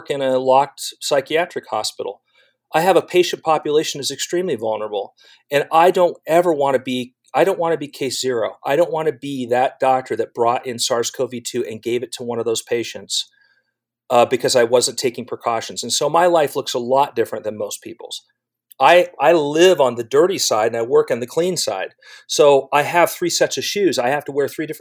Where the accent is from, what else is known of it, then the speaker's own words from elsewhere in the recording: California, United States; now in Southeast Ohio, United States; I grew up in California